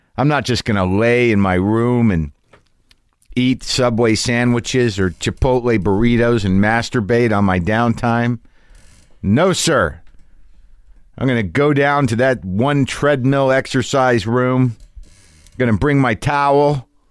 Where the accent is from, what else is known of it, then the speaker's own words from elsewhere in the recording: New Mexico, United States; I grew up in New Mexico